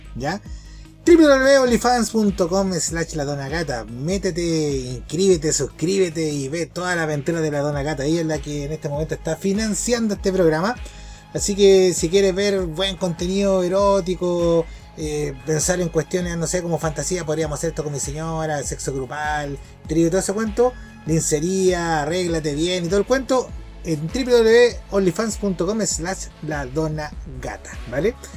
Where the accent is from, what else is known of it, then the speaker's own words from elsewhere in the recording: Chile; como buenos chilenos